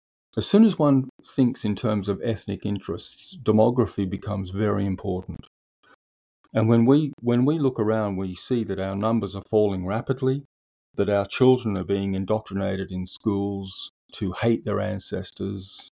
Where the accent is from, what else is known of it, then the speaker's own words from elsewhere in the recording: Sydney, New South Wales, Australia; moved away as an adult; also born or lived in Brisbane / Europe; I'm an Australian, born and raised in the Parramatta area of Western Sydney.